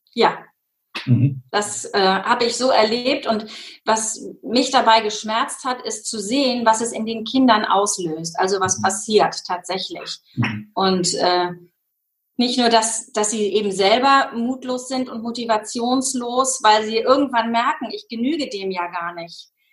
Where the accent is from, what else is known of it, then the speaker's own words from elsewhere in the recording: Schenefeld, Schleswig-Holstein, Germany; Ich komme aus Hamburg, also aus einem kleinen äh, angrenzenden Ort von Hamburg, aus Schenefeld